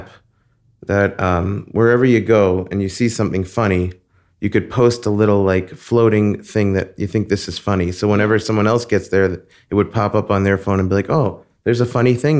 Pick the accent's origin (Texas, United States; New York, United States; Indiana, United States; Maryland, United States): New York, United States; Long Beach; moved away as an adult; also born or lived in Flushing, Queens; now in Los Angeles, United States; I spent most of my childhood in Long Island. We moved there when I was just about six from Queens, from Flushing, Queens. And I still feel like a Queens person.